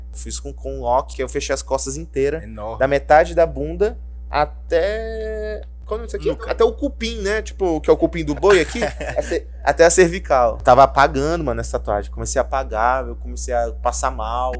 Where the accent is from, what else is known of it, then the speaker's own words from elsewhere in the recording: Rondônia, Brazil; Eu nasci aqui, cresci aqui